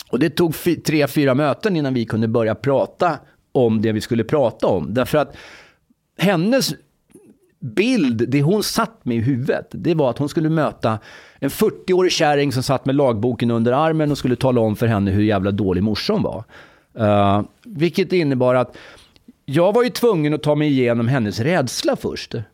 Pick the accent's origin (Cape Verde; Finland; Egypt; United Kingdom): Egypt; now in Sweden; jag kommer från Egypten förresten.